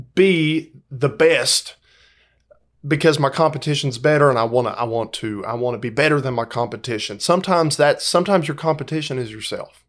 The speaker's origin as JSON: {"language": "English", "town": "Dalton", "region": "Georgia", "country": "United States", "tie": "born or raised there", "lives_now": "Valdosta, United States", "said": "I grew up in Dalton, Georgia."}